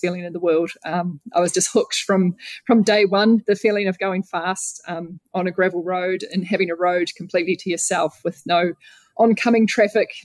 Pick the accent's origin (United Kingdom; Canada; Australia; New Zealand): New Zealand; Growing up in New Zealand